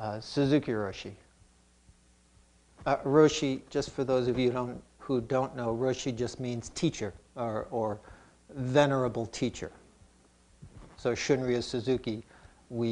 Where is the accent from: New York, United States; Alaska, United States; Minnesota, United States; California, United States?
New York, United States; New York City; also born or lived in Brooklyn; We lived in Queens. That's where I grew up.